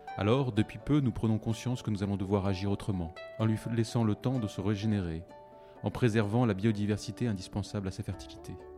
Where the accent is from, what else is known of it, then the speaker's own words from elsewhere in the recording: France; en tant que Français